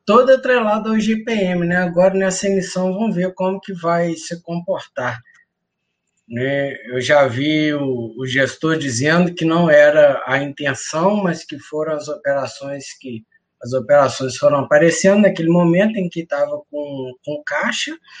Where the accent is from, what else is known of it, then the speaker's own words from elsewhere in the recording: Cataguases, Minas Gerais, Brazil; Cataguases, Minas Gerais, perto de Juiz de Fora